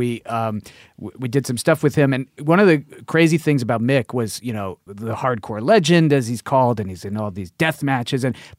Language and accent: English; Queens, New York, United States; I was living, growing up in Queens.